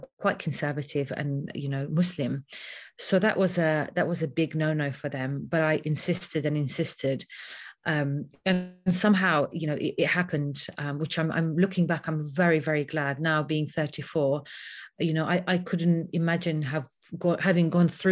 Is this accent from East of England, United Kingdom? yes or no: no; London, United Kingdom; I grew up in London. I wasn't born here, but I grew up in London since around the age of 11.